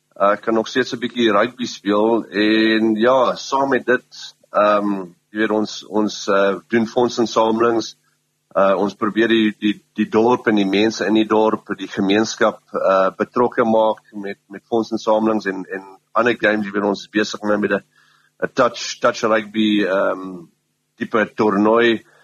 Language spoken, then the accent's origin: Afrikaans; Pongola, KwaZulu-Natal, South Africa; die res van ons is is uit Pomola uit